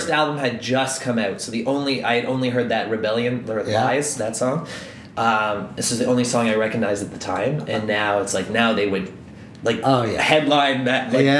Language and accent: English; Ireland; being Irish